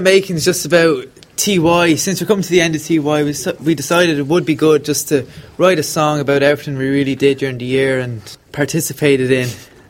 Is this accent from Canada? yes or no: no; Lusk, Leinster, Ireland; I'm from Lusk.